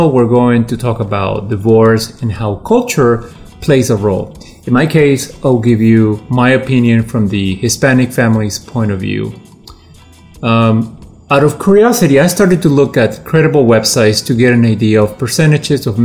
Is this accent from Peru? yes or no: yes; Peru; now in Washington, United States; I'm a creative professional living in the uh, Washington, D.C. Uh, area. I'm originally from Peru, but I have lived in this area for most of my life.